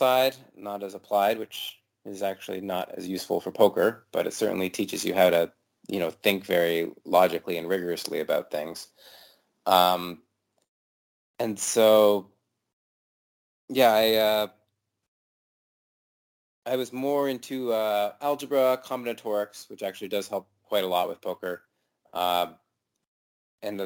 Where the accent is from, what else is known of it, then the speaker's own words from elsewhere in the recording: St. John's, Newfoundland and Labrador, Canada; moved away; I grew up in St. John's, which is the capital, maybe 80, 90,000 people